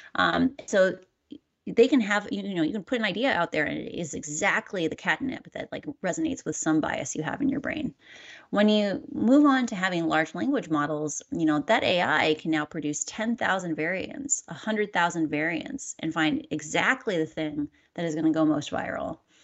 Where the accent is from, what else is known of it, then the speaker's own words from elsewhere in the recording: Midwest, United States; I'm a Midwesterner.